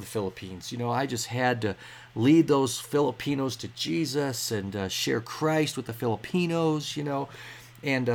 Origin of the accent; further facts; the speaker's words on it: United States; I'm from America. I'm working here for the summer.